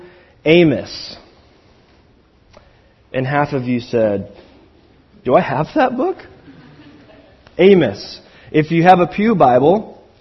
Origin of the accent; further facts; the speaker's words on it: Pacific Northwest, United States; I'm from the Pacific Northwest